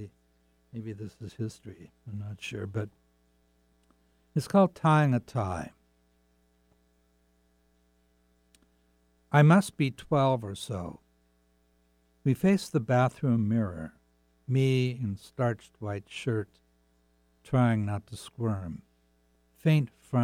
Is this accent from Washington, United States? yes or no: yes; Seattle, Washington, United States; I grew up in Seattle